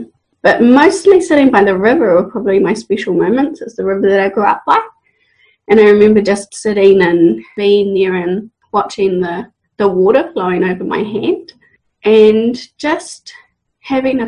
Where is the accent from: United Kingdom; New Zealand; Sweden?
New Zealand; Waipukurau, Hawke's Bay; moved away as an adult; also born or lived in Australia; now in Hawke's Bay, New Zealand; I was born and raised in Waipukuro in Hawke's Bay